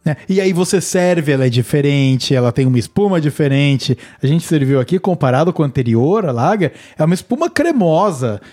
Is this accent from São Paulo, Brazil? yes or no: yes; Cunha, São Paulo, Brazil; minha terra natal, eu sou de Cunha